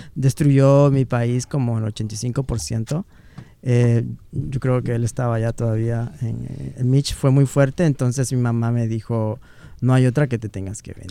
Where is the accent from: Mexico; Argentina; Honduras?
Honduras; moved away; Se me sale la palabra hondureña de vez en cuando